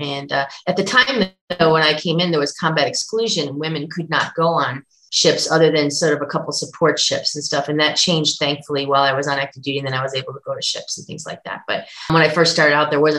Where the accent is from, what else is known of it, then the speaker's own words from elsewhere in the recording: Buffalo, New York, United States; I grew up in Buffalo